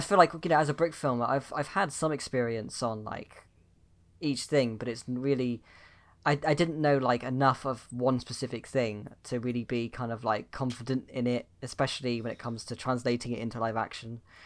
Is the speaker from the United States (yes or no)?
no; United Kingdom; I'm British